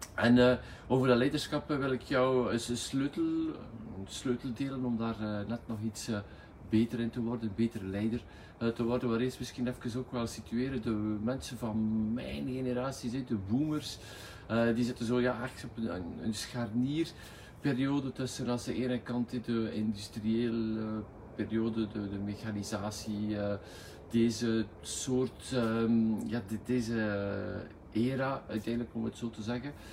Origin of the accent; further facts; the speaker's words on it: West Flanders, Belgium; accent: West Flemish; al onze eerder West-Vlaams accent